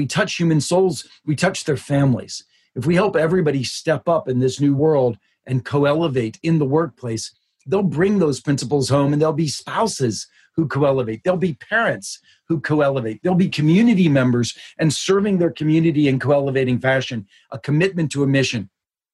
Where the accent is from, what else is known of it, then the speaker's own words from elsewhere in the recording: Pittsburgh, Pennsylvania, United States; When I was just a kid, I grew up in Pittsburgh